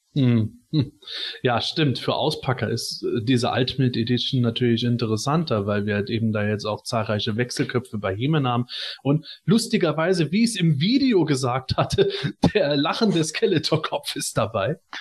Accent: Germany; moved away; in meiner Heimat in der Eifel

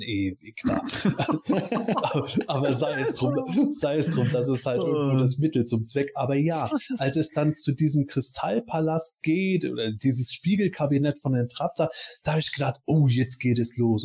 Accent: Eifel, Germany; ich komme aus der Eifel, Vulkan ganz klar

